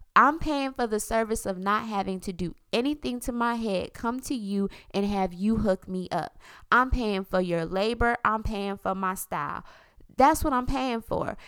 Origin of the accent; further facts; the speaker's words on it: South Florida, United States; I'm from South Florida